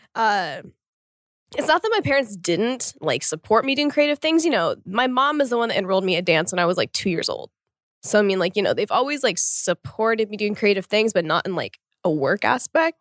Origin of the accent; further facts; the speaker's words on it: Oklahoma, United States; I'm from Oklahoma in the US actually